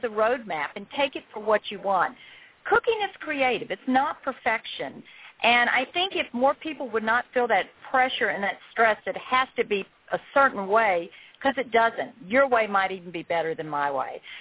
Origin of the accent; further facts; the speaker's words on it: the South, United States; I'm from the South.